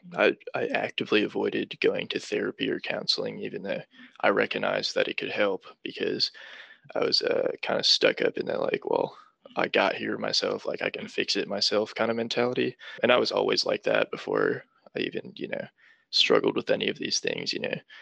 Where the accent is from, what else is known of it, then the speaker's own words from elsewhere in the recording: Charlotte, North Carolina, United States; also born or lived in New Hampshire; So, I was born in New Hampshire but I moved down to North Carolina and have been living in the Charlotte area ever since I was four.